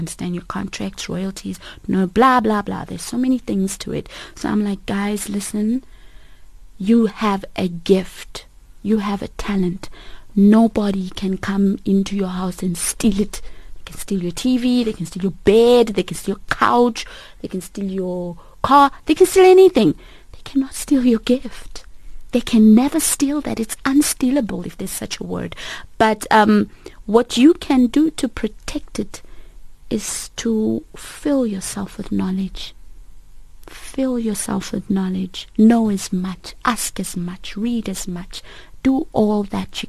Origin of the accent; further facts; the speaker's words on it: South Africa; I was born and raised in South Africa with Mozambican parents and family